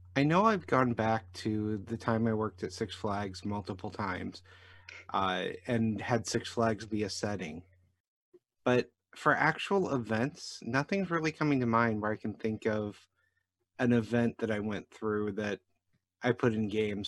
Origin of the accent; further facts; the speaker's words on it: Jefferson County, Missouri, United States; I grew up in Jefferson County, Missouri